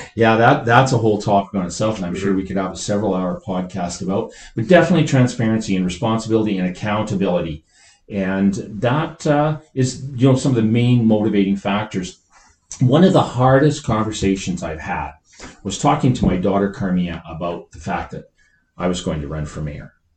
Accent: northern Saskatchewan, Canada; moved away as an adult; also born or lived in Lloydminster / Alberta; now in Calgary, Canada; I grew up in northern Saskatchewan most of my life

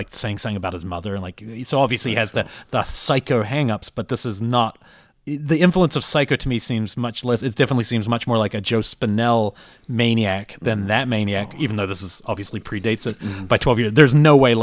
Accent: New Zealand; moved away as an adult; I'm coming from New Zealand

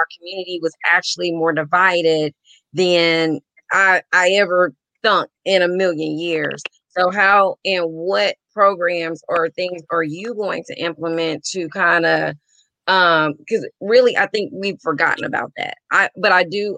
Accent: Jasper, Texas, United States; moved away; Jasper, Texas, big town.

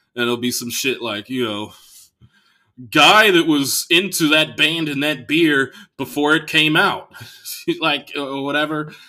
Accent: Bay Area, California, United States; I'm from the Bay Area

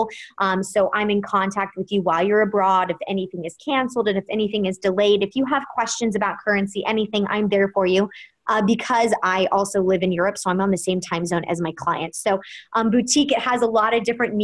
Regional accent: Kansas City, Missouri, United States; now in New York City, United States; I am originally from Kansas City, Missouri. I'm a Midwest girl at heart, but I moved to New York City

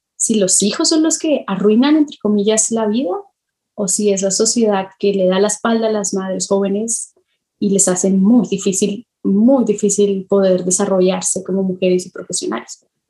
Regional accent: Colombia; now in Mexico; yo me crié en Colombia, así me crié en Colombia antes de, de irme a México

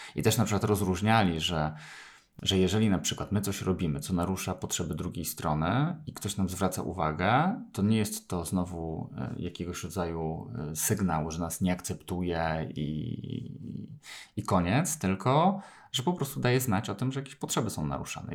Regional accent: Poland; urodziłem się w Polsce

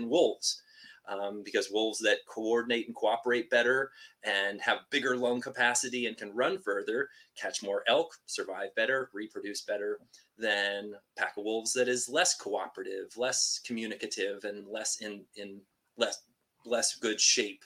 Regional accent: Washington, United States; I am from Washington State and just grew up with sort of a childhood love of like nature and the outdoors

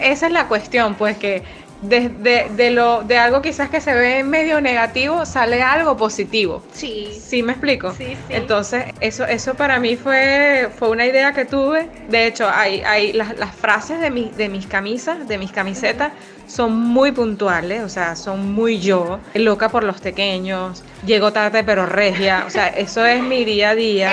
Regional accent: Venezuela; somos venezolanas

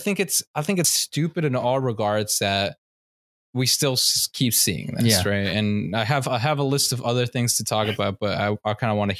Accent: Colombia; I'm Colombian, Latino, right? I do look Asian.

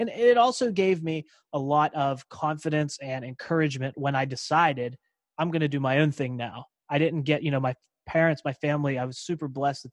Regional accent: Pittsburgh, Pennsylvania, United States; also born or lived in Davenport, Iowa; I was born in Davenport, Iowa. And then we came back to the Pittsburgh area

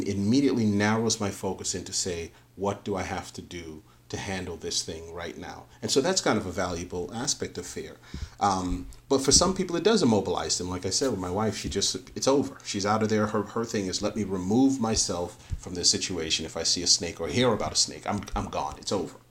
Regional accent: New York City, New York, United States; I grew up in the Northeast in inner city of New York.

